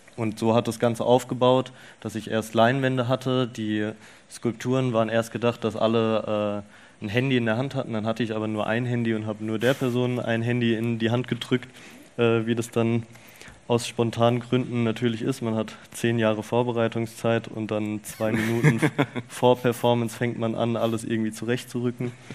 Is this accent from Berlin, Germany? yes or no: no; Rüsselsheim, Hesse, Germany; ich bin aufgewachsen in Rüsselsheim.